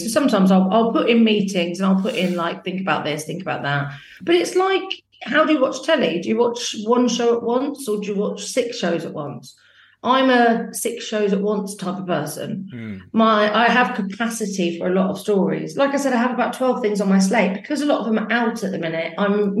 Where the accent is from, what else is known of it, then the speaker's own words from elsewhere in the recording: Northampton, East Midlands, United Kingdom; I came from Northampton and I've always paid. I remember when I first moved here and it was like £140 rent a week.